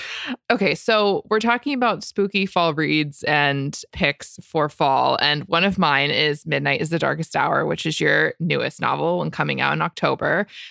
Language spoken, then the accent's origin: English; Florida, United States; That's how I felt growing up in Florida.